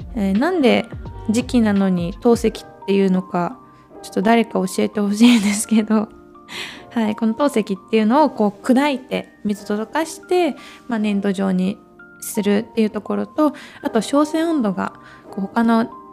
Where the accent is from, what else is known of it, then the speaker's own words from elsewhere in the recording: Yokohama, Kanagawa, Japan; moved away as an adult; now in Arita, Japan; 地元横浜から佐賀県有田町へやってきた